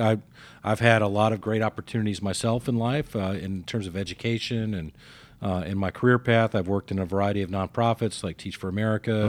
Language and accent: English; Mississippi, United States; now in Atlanta, United States; as a kid growing up in Mississippi